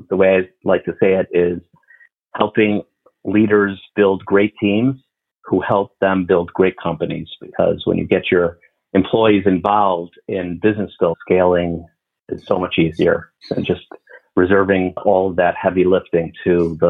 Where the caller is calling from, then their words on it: Chicago, Illinois, United States; Chicago, Illinois.